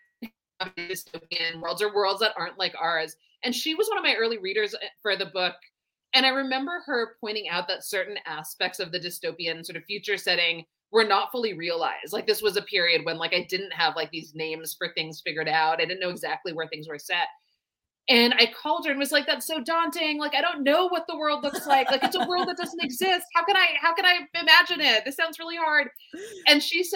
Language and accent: English; Seattle, Washington, United States; I grew up in the Seattle area.